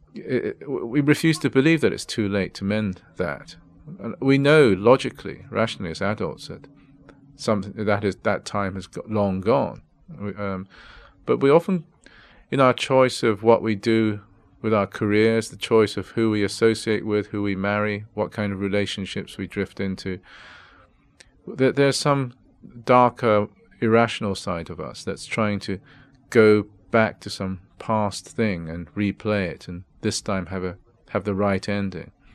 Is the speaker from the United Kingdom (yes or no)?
yes; England, United Kingdom; also born or lived in Japan; when I was growing up in England